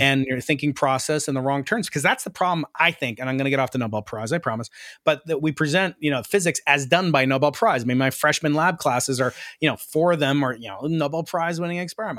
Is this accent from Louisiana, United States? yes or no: no; New York City, New York, United States; moved away; I'm a New Yorker